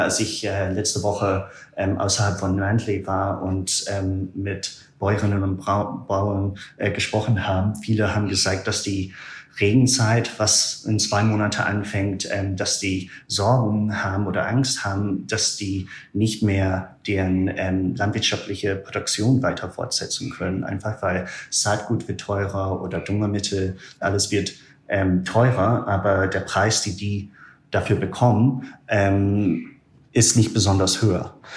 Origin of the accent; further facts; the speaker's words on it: small town north of Aberdeen, northern Scotland, United Kingdom; German is a second language; moved away as an adult; also born or lived in Germany / Myanmar; ich komme ursprünglich aus Schottland. Aus Nordschottland, ah, ja. einer sehr kleinen Stadt, äh, nördlich von Aberdeen